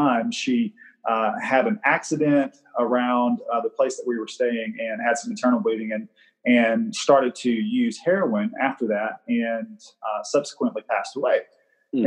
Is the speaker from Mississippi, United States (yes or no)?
yes; Greenville, Mississippi, United States; I was born in the Mississippi Delta in Greenville, Mississippi